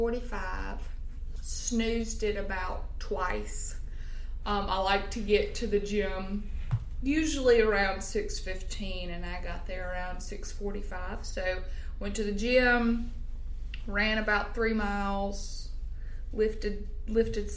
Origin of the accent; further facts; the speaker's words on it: Grenada, Mississippi, United States; I'm from Grenada, Mississippi.